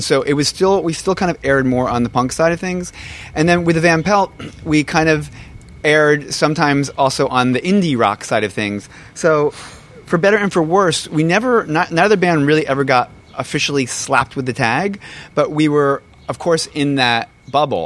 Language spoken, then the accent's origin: English; New Jersey, United States; I'm from from Jersey